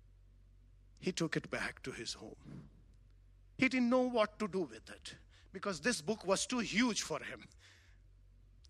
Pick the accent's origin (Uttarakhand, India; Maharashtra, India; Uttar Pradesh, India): Uttar Pradesh, India; Varanasi; I come from India, a very large city, Varanasi